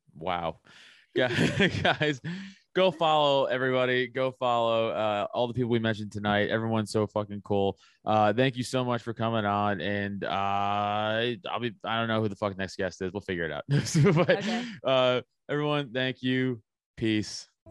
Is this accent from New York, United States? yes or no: yes; New York City, New York, United States; I'm from Staten Island